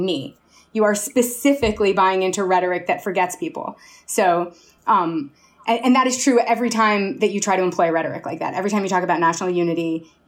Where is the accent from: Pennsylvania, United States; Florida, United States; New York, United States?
New York, United States; New York City; I grew up in Chelsea